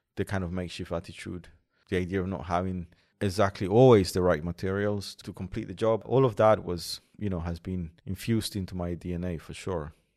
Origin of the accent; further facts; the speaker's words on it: Colombia; moved away; in Colombia, in, in my hometown